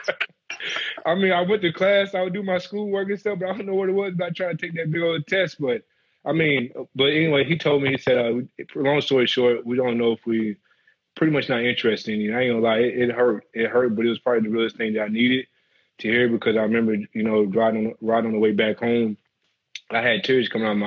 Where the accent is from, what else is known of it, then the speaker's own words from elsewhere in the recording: Brewston, Tennessee, United States; moved away as an adult; growing up in Tennessee